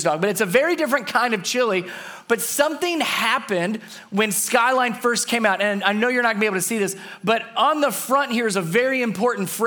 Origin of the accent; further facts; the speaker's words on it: Cincinnati, Ohio, United States; moved away; So I'm originally from Cincinnati, Ohio. I'm a Cincinnati boy, grew up in Cincinnati.